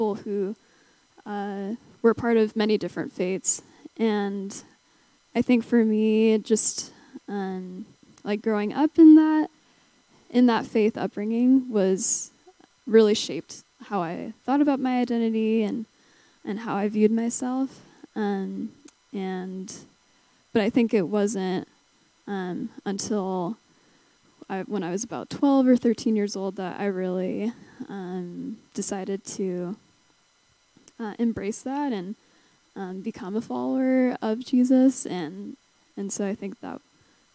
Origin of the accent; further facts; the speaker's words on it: St. George, Utah, United States; moved away as an adult; now in Salt Lake City, United States; growing up in St. George